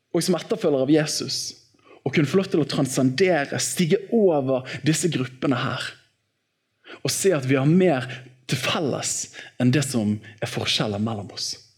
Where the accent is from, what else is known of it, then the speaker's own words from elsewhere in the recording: Bergen, Vestland, Norway; i Åsane frikirke, der jeg vokste opp